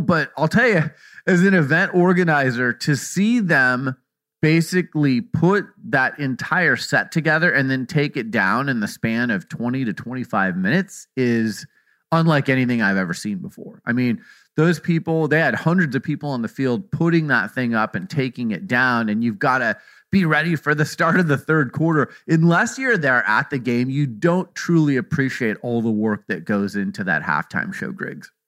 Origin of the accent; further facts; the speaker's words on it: Arizona, United States; I'm from Arizona